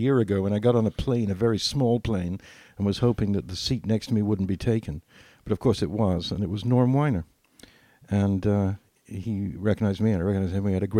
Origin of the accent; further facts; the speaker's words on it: England, United Kingdom; I grew up in England